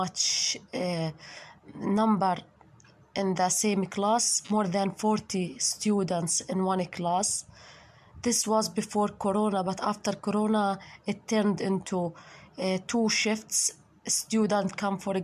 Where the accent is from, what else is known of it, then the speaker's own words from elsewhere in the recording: Gaza Strip, Palestine; also born or lived in Khan Yunis; I'm a woman from Gaza, 25 years